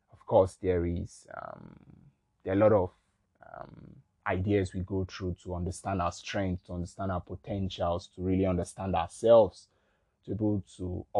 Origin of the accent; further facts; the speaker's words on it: Nigeria; I'm from Nigeria